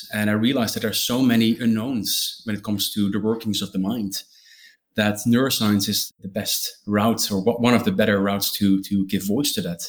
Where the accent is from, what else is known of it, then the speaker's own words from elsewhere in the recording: northeast Netherlands, Netherlands; moved away as an adult; also born or lived in Groningen, Netherlands; now in London, United Kingdom; I'm born and raised in the Netherlands, a tiny little village in the northeast, more specifically.